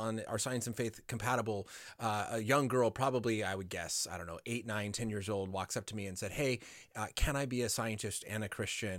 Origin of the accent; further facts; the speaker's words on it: Colorado, United States; now in Los Angeles, United States; growing up in Colorado, but now living near Los Angeles